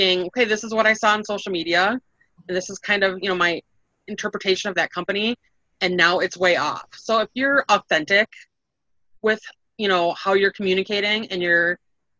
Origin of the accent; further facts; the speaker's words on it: Wisconsin, United States; we're from Wisconsin and we're all cheeseheads